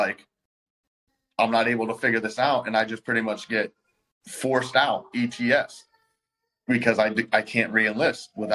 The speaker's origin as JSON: {"language": "English", "region": "Florida", "country": "United States", "also_born_or_lived": "Jacksonville", "said": "I'm from Florida."}